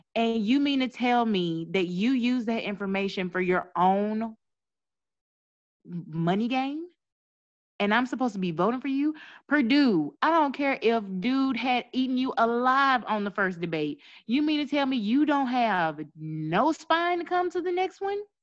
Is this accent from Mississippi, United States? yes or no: yes; Mississippi, United States; I'm from Mississippi